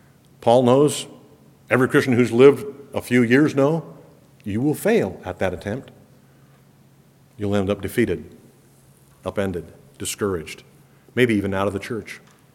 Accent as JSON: {"language": "English", "country": "Ecuador", "tie": "born or raised there", "said": "Most of you know I grew up in Ecuador, South America, as a missionary kid."}